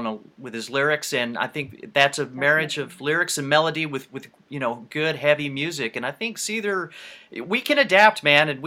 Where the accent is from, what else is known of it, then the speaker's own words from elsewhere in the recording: United States; I'm from the States